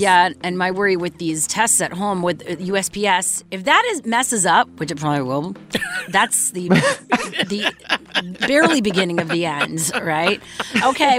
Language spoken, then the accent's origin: English; Montreal, Quebec, Canada; my hometown of Montreal